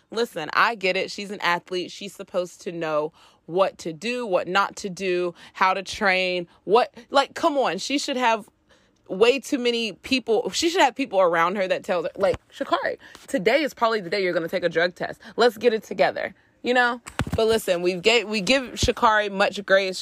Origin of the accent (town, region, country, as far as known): United States